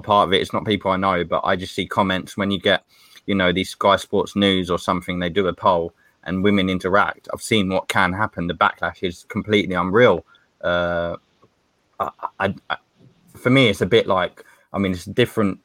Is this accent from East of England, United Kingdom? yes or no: yes; Stevenage, East of England, United Kingdom; I'm from Hertfordshire, Stevenage, and I support Stevenage League Two